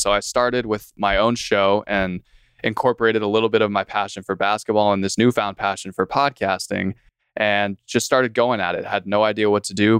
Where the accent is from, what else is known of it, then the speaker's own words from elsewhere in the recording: San Diego, California, United States; moved away as an adult; now in Fort Worth, United States; I'm San Diego born and raised, ended up in Texas